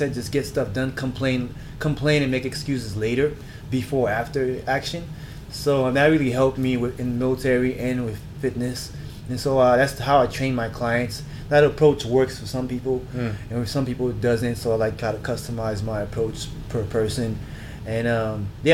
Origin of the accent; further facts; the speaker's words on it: South Florida, United States; moved away as an adult; also born or lived in Haiti / Germany; now in Los Angeles, United States; I was born in Haiti, grew up in South Florida, Miami Beach, Boca Raton, if you guys have been to Florida. I'm a Florida